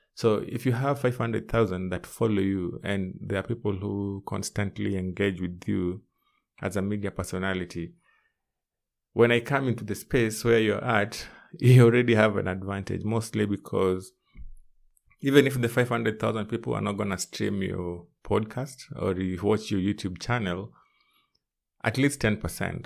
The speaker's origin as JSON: {"language": "English", "country": "Kenya", "tie": "born or raised there", "said": "my home country, which is Kenya."}